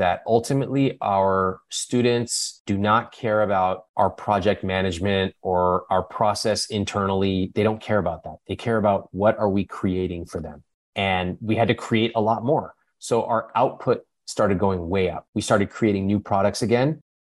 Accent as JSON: {"language": "English", "country": "India", "said": "You know, in my case, I could, you know, I'm Indian. I could have created a business around being Indian."}